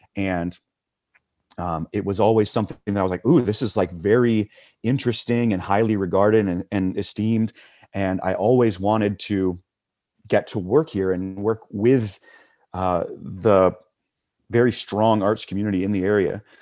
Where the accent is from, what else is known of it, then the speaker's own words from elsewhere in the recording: Huntsville, Alabama, United States; also born or lived in Tuscaloosa, Alabama; I grew up in Huntsville, Alabama, which is North Alabama